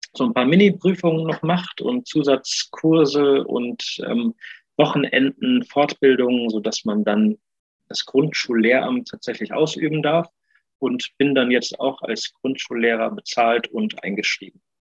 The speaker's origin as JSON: {"language": "German", "town": "Neuwied", "region": "Rhineland-Palatinate", "country": "Germany", "tie": "born or raised there", "also_born_or_lived": "Cologne", "moved": "as an adult", "said": "habe ich nochmal in meiner Heimat, Heimat Weiß, Neuwied, äh, am Gymnasium gearbeitet"}